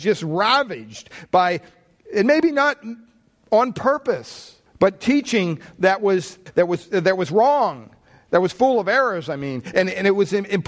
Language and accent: English; Pennsylvania, United States; I grew up in Pennsylvania, big Catholic family